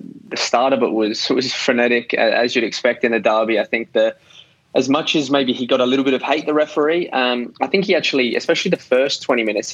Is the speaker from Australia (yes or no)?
yes; Adelaide, South Australia, Australia; moved away as an adult; also born or lived in Melbourne; I grew up in Adelaide